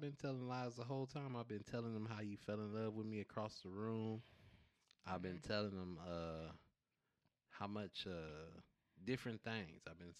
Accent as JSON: {"language": "English", "region": "West Coast", "country": "United States", "tie": "born or raised there", "said": "Maybe that's just because I grew up on the West Coast and people felt a little bit more free to speak on these things."}